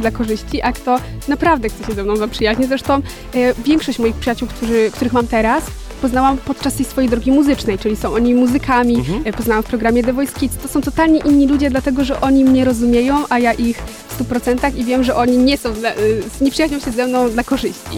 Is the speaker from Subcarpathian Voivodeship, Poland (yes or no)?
yes; Podkarpacie, Subcarpathian Voivodeship, Poland; u mnie na Podkarpaciu, gdzie jestem z małej wioski, chodzę do małego liceum